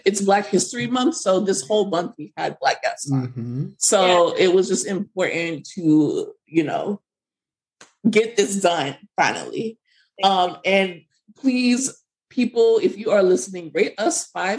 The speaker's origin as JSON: {"language": "English", "region": "South Florida", "country": "United States", "said": "I am from South Florida"}